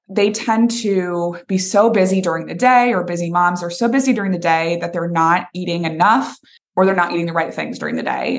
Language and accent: English; Boston, Massachusetts, United States; moved away as an adult; now in Nashville, United States; I'm originally from Boston, Massachusetts